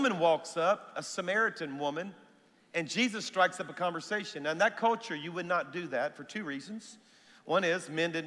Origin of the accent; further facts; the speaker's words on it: South Louisiana, United States; now in Alabama, United States; even though my church is in Alabama, I'm a Cajun, everybody, all right? So I'm from South Louisiana